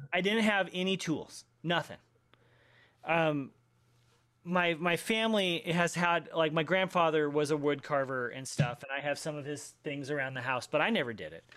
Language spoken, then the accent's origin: English; Denver, Colorado, United States; I grew up in Denver